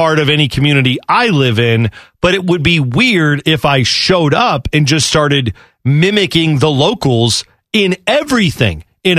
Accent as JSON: {"language": "English", "town": "Boston", "region": "Massachusetts", "country": "United States", "said": "Listen, I'm from Boston. We don't have strong accents."}